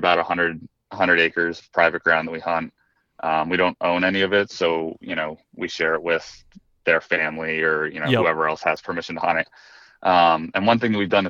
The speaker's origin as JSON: {"language": "English", "region": "Pennsylvania", "country": "United States", "said": "I'm from PA"}